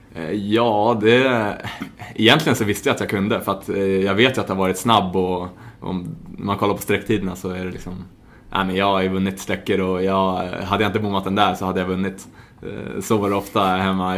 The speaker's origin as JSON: {"language": "Swedish", "town": "Stockholm", "region": "Stockholm County", "country": "Sweden", "tie": "born or raised there", "also_born_or_lived": "Spartanburg, South Carolina, United States", "moved": "as an adult", "lives_now": "Gothenburg, Sweden", "said": "född och uppvuxen i Stockholm, eh, Hässelby"}